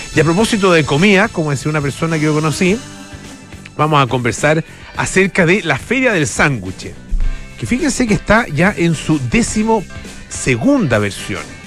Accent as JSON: {"language": "Spanish", "country": "Chile", "said": "como americanos, menos como chilenos"}